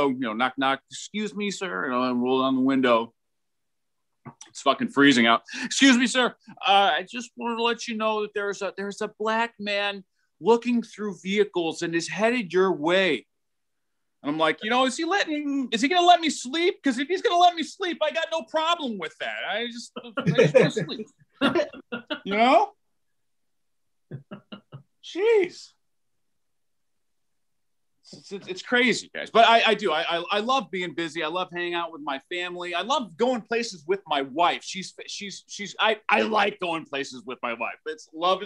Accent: Toledo, Ohio, United States; I'm from Toledo, the glass city

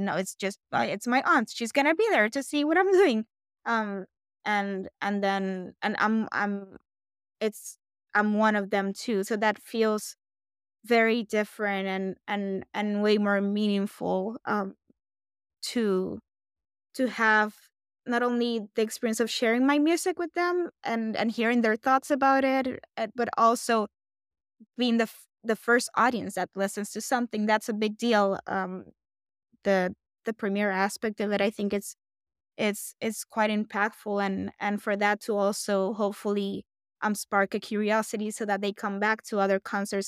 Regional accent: Puerto Rico; I'm a Puerto Rican-born composer

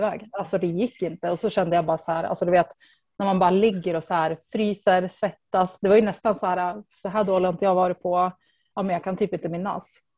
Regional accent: Östersund, Jämtland, Sweden; moved away as an adult; also born or lived in Stockholm; jag kommer från Östersund och eh, men jag flyttade typ ganska snabbt efter studenten. Bodde i Stockholm i närmare tio år

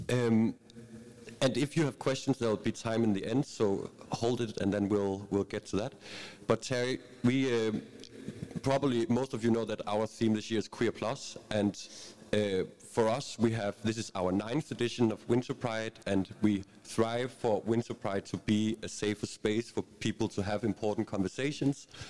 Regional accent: Bornholm, Capital Region of Denmark, Denmark; I'm from Bornholm

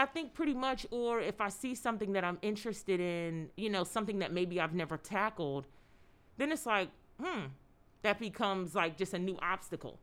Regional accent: Philadelphia, Pennsylvania, United States; I grew up in Philadelphia

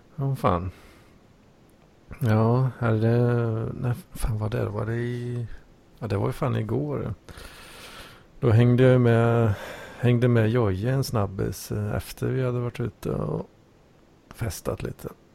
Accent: Sweden; som svensk

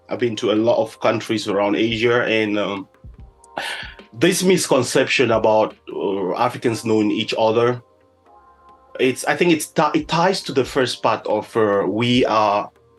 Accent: Cameroon; I'm from Cameroon.

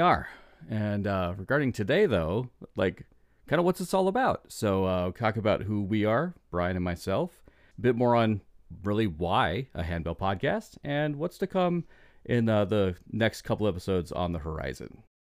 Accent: Iowa, United States; I grew up in Iowa, and small town, small church

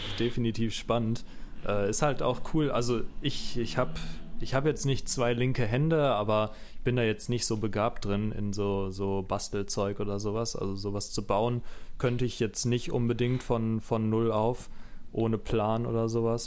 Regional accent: near Bochum, Ruhr area, North Rhine-Westphalia, Germany; ich komme aus Nähe Bochum, ähm, also Ruhrpott

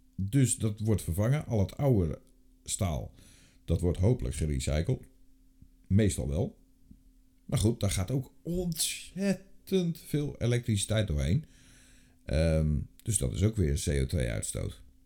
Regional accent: North Brabant, Netherlands; ik kom zelf uit Brabant

